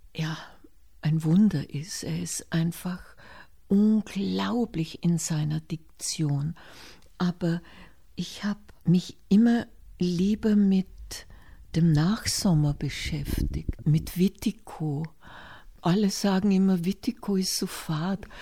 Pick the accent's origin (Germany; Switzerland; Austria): Austria; Hinterstoder, Upper Austria; nach Hinterstoder in das Austraghäusel, wo ich aufgewachsen bin bei einem Bauern